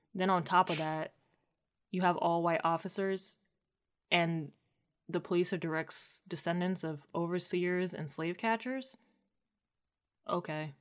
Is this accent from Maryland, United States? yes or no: yes; Maryland, United States; born or raised there